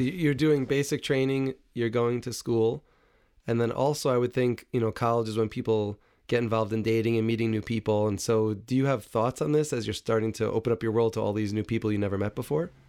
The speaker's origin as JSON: {"language": "English", "town": "New City", "region": "New York", "country": "United States", "tie": "born or raised there", "said": "growing up in New City, right next door to Muncie"}